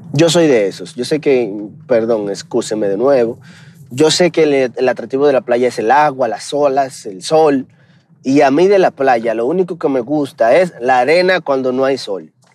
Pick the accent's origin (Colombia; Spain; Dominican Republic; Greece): Dominican Republic; also born or lived in United States; now in Mexico; aunque soy dominicano, vivo en México